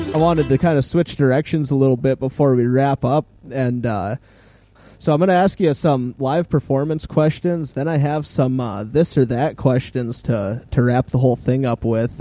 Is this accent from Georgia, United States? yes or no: no; Grand Rapids, Minnesota, United States; I grew up in Grand Rapids, and we're on the caboose end of the Iron Range